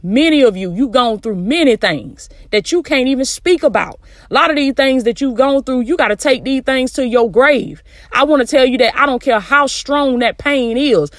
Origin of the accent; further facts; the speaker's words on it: the South, United States; I'm from the South, baby. That's how we used to talk